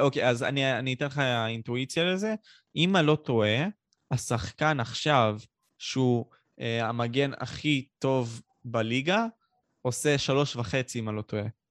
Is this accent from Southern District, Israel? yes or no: yes; Ashkelon, Southern District, Israel; אני בן שמונה עשרה, מאשקלון